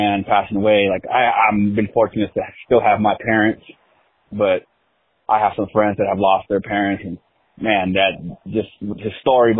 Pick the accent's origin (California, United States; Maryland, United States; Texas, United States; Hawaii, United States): California, United States; You know, I am from Southern California. I'm not from the L.A. area, but from the Orange County area